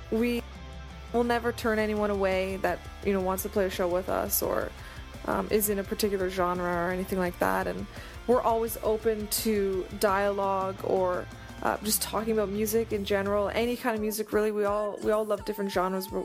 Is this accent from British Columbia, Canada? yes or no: yes; Vancouver, British Columbia, Canada; we are from Vancouver, but we've toured around North America quite a bit.